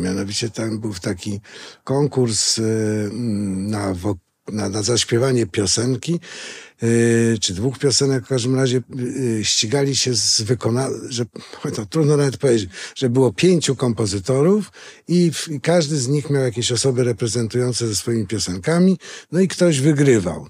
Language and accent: Polish; Greater Poland, Poland; jestem też trochę wielkopolanin. Wchodziłem tam do czterech ogólniaków, skończyłem tam studia